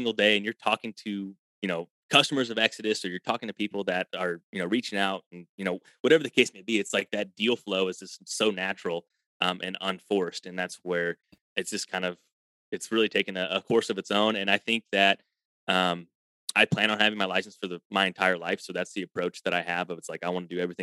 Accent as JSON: {"language": "English", "region": "Illinois", "country": "United States", "said": "I'm from Illinois"}